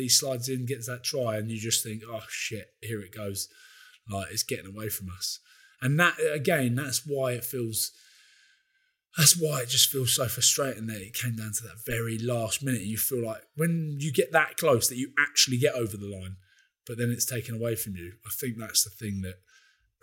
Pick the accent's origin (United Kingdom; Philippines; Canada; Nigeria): United Kingdom; Scotland; I feel very, very, very, very hard done by as a Scottish fan, as a Scottish person